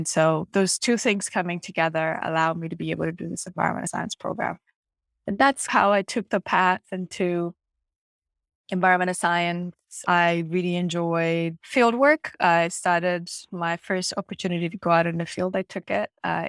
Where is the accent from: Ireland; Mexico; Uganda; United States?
Uganda; Kampala, Central Region; And so I grew up in Uganda and in Kampala, in a place called Makini, like slightly right outside the capital.